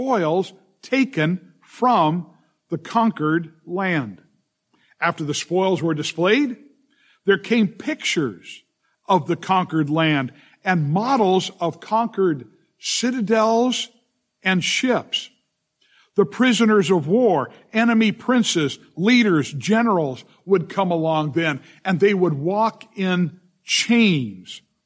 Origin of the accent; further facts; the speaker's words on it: Southern California, United States; growing up in Southern California